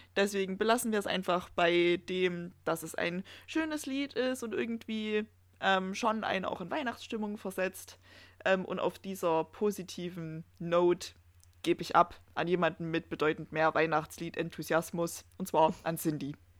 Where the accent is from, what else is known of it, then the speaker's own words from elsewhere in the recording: Erzgebirge, Saxony, Germany; bei uns im Erzgebirge